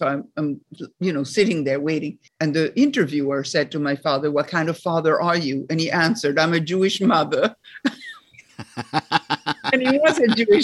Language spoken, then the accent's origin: English; Rome, Lazio, Italy; moved away as an adult; also born or lived in Paris, France; from the age of 8 to 18, I grew up in Rome, and then I came to New York